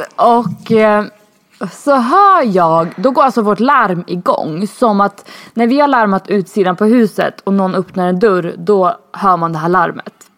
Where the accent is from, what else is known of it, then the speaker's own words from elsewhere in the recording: Sweden; moved away as an adult; now in Spain; jag var för svensk.